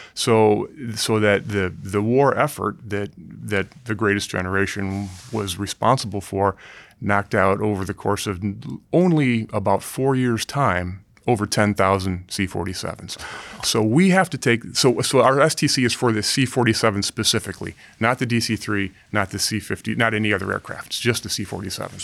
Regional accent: Ohio, United States; I grew up in the Midwest in Ohio

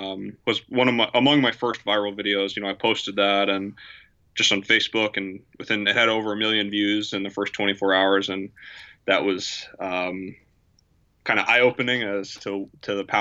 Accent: Virginia, United States; moved away as an adult; also born or lived in Spruce Creek Fly-In, Florida; now in Spruce Creek, United States; I grew up in Virginia on a farm with an airstrip

